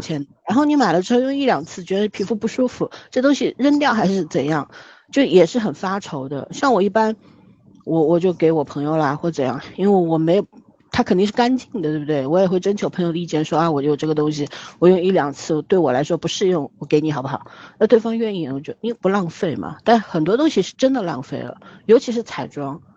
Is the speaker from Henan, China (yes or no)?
no; Shanghai, China; 我们上海是很朴素的